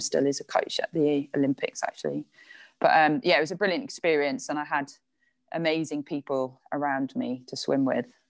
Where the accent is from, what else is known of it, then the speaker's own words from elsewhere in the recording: Ogmore-by-Sea, Wales, United Kingdom; moved away as an adult; also born or lived in Bridgend / Loughborough; now in London, United Kingdom; I lived most of the time in Ogmore by Sea, if anyone knows that. I was very lucky to be, to sort of live right by the sea and had a really lovely upbringing